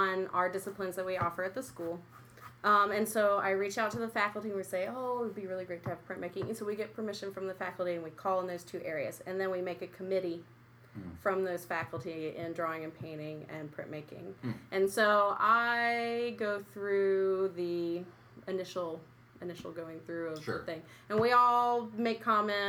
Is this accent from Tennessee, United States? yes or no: yes; East Tennessee, United States; also born or lived in Brooklyn; now in Utica, United States; I'm from East Tennessee